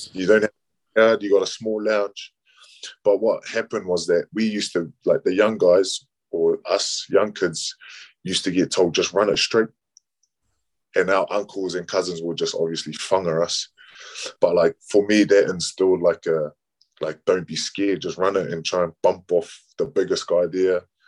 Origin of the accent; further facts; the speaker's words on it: New Zealand; a Kiwi Kiwi born Samoan